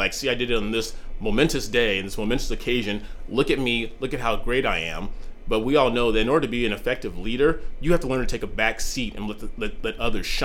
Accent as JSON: {"language": "English", "country": "United States", "said": "as an American"}